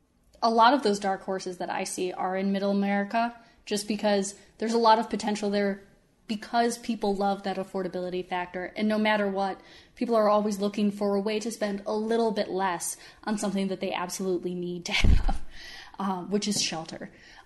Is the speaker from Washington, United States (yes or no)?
no; Michigan, United States; I am from Michigan, but I'm not from Grand Rapids personally.